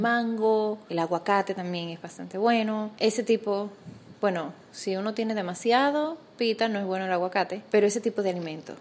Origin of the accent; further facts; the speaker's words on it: Dominican Republic; now in Panama; soy dominicana y cuando me mudé a Panamá